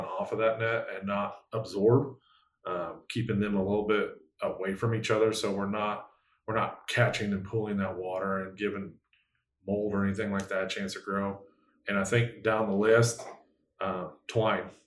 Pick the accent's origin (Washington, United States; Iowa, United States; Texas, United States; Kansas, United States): Iowa, United States; North Central; I'm from North Central Iowa, so we're used to like 4 or 5 foot snow drifts